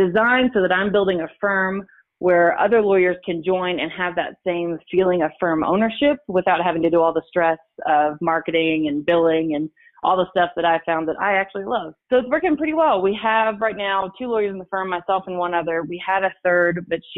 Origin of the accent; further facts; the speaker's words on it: Tennessee, United States; moved away as an adult; also born or lived in Denver; now in Colorado Springs, United States; I'm originally from Tennessee